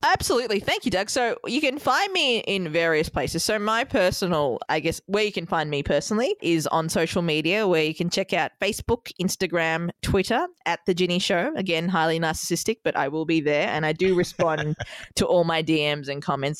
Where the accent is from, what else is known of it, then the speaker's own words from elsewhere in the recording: Melbourne, Victoria, Australia; moved away as an adult; also born or lived in Sri Lanka; now in New York City, United States; Melbourne, Australia, my hometown